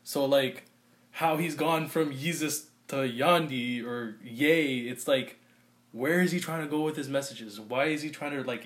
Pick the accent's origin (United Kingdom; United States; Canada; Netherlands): Canada; I'm Canadian